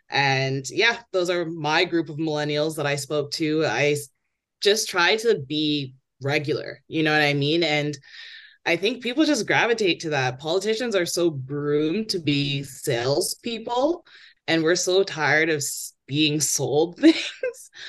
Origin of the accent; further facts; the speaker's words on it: Toronto, Ontario, Canada; disruptions and rowdiness is a part of growing up in Toronto.